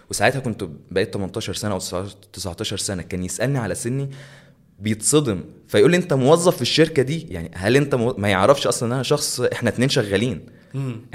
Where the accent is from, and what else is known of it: Egypt